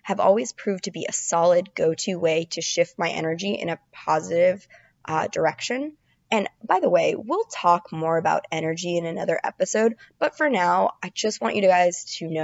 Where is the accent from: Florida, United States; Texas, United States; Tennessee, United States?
Florida, United States; now in New York City, United States; I'm from Florida.